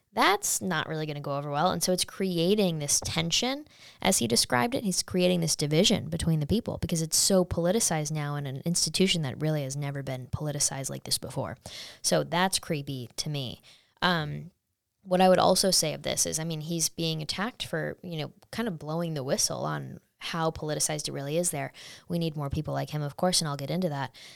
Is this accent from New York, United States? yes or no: yes; Saratoga Springs, New York, United States; I'm from Saratoga, New York